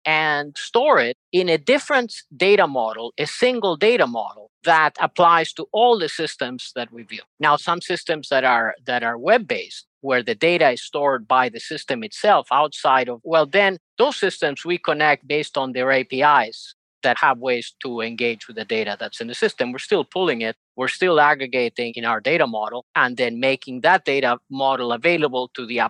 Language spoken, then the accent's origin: English; Spain; also born or lived in Uruguay / United States; now in Argentina; I was born in Uruguay, South America, raised in Spain, educated in the US, lived most of my life in Argentina, working in various fields in technology.